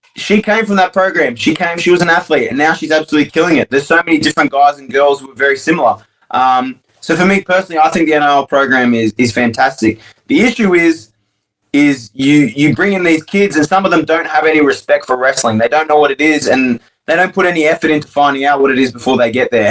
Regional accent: Australia; I'm as Australian as it comes

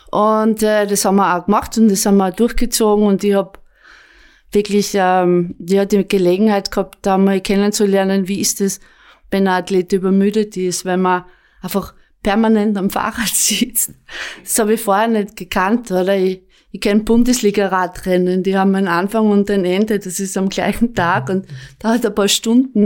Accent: Apfelberg, Styria, Austria; auch der Jürgen kommt aus der Obersteiermark und ich auch. Ähm, ich bin dort aufgewachsen

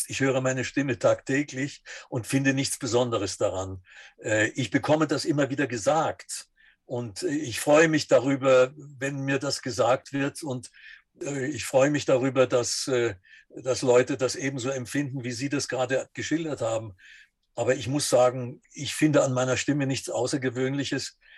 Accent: Dresden, Saxony, Germany; Also ich bin 1938 geboren und habe noch einen ganz schönen Schippel vom Zweiten Weltkrieg mitbekommen und bin dann im Nachkriegsdeutschland in Dresden äh, gewesen, und das war die russische Zone.

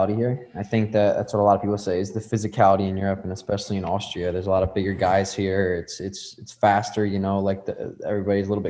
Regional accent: United States; we're both American

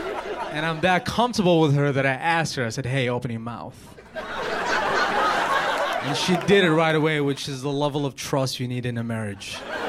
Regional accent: United States; been here for 15 years. I'm an American. Like, I know my people.

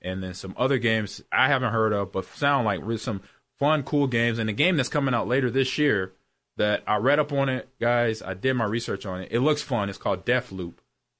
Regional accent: Los Angeles, California, United States; as a little kid when I grew up in Los Angeles

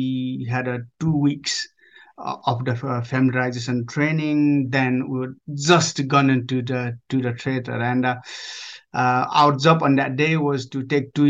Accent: Nepal; moved away as an adult; now in United Kingdom; I grew up in Nepal. I was born in Nepal. up to age of 19, and I joined British Army and moved up to moved to UK

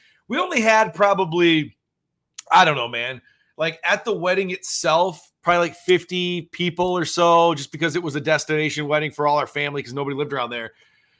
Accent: Sioux Falls, South Dakota, United States; If I lived in Sioux Falls, and I grew up in Sioux Falls, and my mom raised me on 44th Street in Marion, which is now, you know, a very busy intersection, 3 blocks away from 41st and Marion.

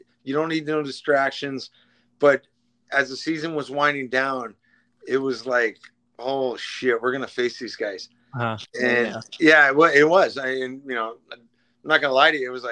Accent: Alaska, United States; I grew up in Alaska

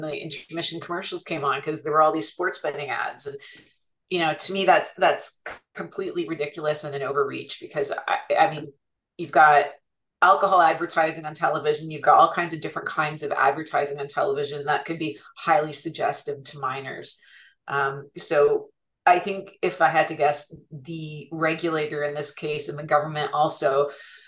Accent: Canada; we're Canadian

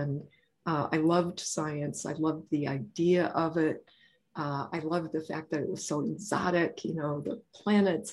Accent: Joliet, Illinois, United States; I grew up in Joliet, Illinois.

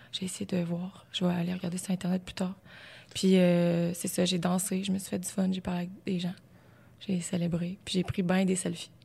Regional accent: Beauce, Quebec, Canada; moved away as an adult; Ça faisait pas si longtemps que ça que j'étais partie de la Beauce, que j'arrivais à Québec, j'étudiais

